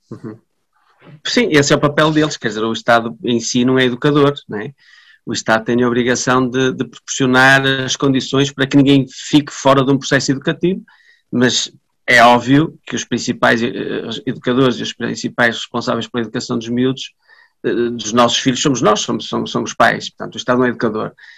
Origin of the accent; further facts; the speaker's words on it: Vila Nova de Famalicão, Norte, Portugal; eu nasci em Famalicão, os, os meus pais são de Famalicão, os, as, os meus avós eram de Famalicão, quer dizer, nós somos, fazemos parte desta comunidade